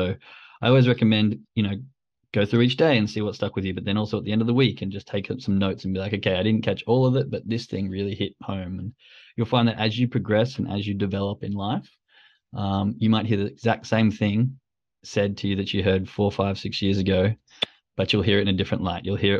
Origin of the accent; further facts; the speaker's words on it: Australia; accent: Australian; I know I've had to dull it down a lot. But my girlfriend was in agreement that when I go back to Australia and start talking to my friends, it just goes out the roof and you just can't understand it.